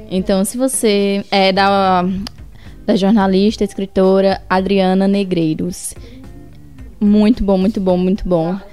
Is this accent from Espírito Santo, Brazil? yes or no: no; Ceará, Brazil; eu sou do Ceará, como é que eu não sabia?